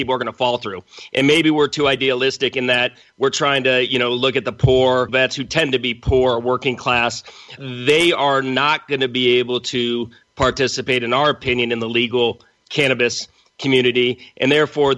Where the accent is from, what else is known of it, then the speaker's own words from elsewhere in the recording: Los Angeles, California, United States; also born or lived in New York / Berkeley; now in San Diego, United States; I grew up in Los Angeles.